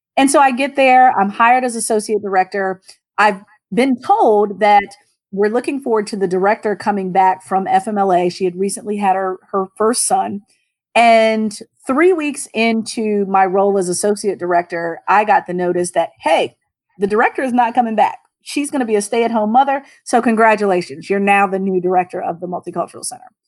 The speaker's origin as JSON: {"language": "English", "region": "Southern Virginia", "country": "United States", "moved": "yes", "lives_now": "Maryland, United States", "said": "I'm originally from Southern Virginia"}